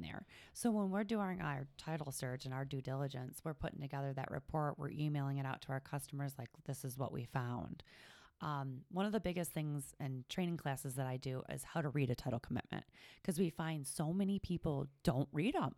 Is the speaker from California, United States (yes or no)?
no; Cleveland, Ohio, United States; also born or lived in Toledo; I'm from the Cleveland area